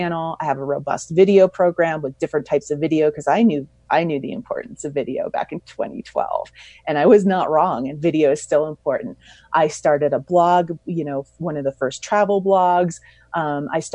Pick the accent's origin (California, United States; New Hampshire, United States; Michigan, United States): California, United States; Mammoth Lakes; my hometown of Mammoth Lakes, California